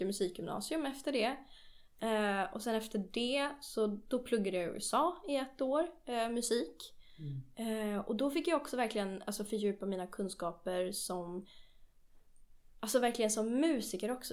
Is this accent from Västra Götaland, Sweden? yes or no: no; Nacka, Stockholm County, Sweden; also born or lived in London, United Kingdom / United States; Jag är uppvuxen i eh, Stockholm, eller i, ja, inte i Stockholm, utanför Stockholm eh, i en kommun som heter Nacka.